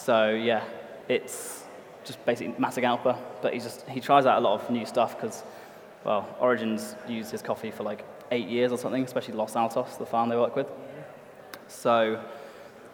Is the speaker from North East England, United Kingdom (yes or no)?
no; Cornwall, South West England, United Kingdom; moved away; I'm from Cornwall.